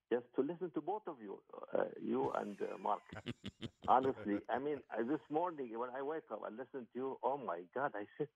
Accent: Qatar; I'm from Qatar.

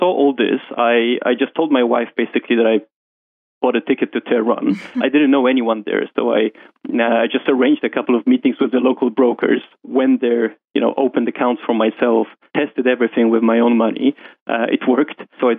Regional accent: Warsaw, Masovian Voivodeship, Poland; moved away as an adult; now in London, United Kingdom; Oh, no. … is a typical Polish name. So I'm from Poland, raised in Warsaw, moved to London when I got my first job in JP Morgan, and I've been there ever since.

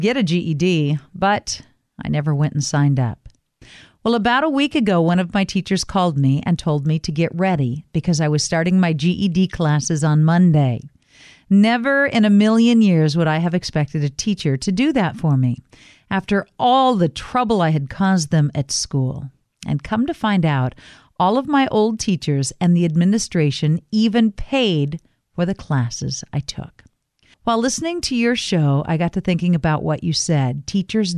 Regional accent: Reedsport, Oregon, United States; my hometown of Reedsport, Oregon

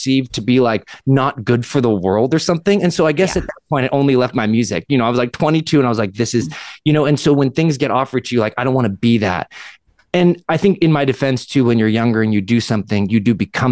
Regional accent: Southern California, United States; also born or lived in Canada; I'm from Southern California

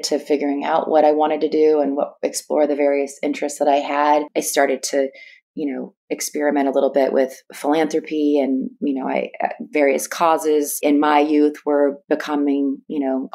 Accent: East Bay Area, Northern California, United States; born or raised there

